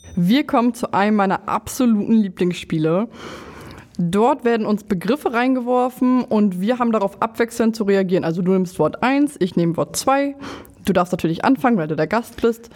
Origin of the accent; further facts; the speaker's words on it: Lower Saxony, Germany; ich komme aus Niedersachsen